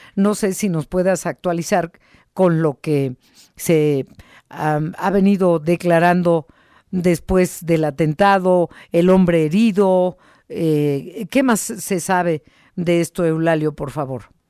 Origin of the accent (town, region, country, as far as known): Mexico